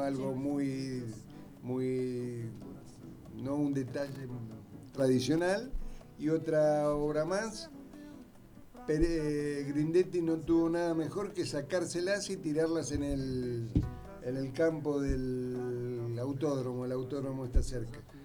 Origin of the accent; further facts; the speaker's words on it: Buenos Aires, Argentina; now in Temperley, Argentina; Yo en realidad soy de Capital y en Temperley tengo a mis amigos, entonces me vine a vivir a Temperley